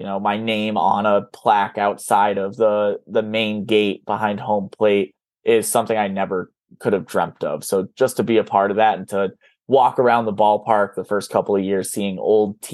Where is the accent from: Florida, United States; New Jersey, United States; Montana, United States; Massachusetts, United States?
Massachusetts, United States; Worcester; Some of my favorite bars, obviously, in my hometown